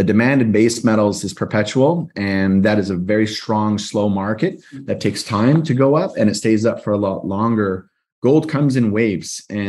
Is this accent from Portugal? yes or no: no; Canada; I'm Canadian